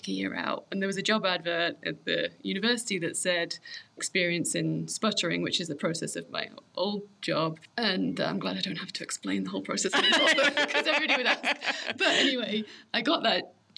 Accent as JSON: {"language": "English", "region": "England", "country": "United Kingdom", "tie": "born or raised there", "moved": "as an adult", "lives_now": "Colorado, United States", "said": "We grew up in England."}